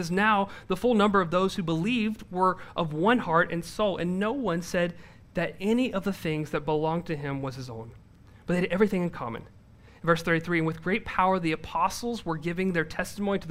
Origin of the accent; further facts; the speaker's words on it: the South, United States; I'm from the South